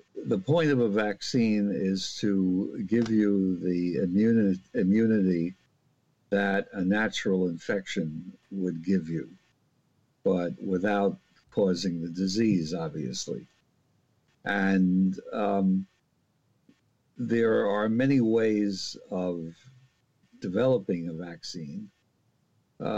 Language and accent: English; New York City, New York, United States; born or raised there; moved away; also born or lived in Philadelphia